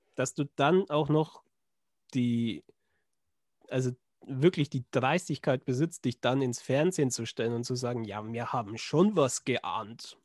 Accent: Schwabach, Bavaria, Germany; in Schwabach, also meiner Heimat

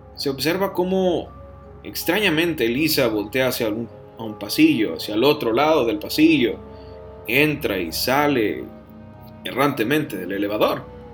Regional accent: Piedras Negras, Coahuila, Mexico; moved away; mi ciudad natal

